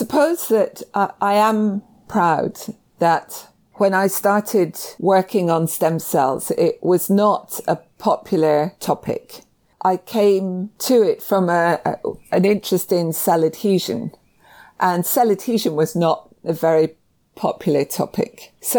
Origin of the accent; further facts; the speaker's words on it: Scotland, United Kingdom; I think people might be surprised that I'm Scottish.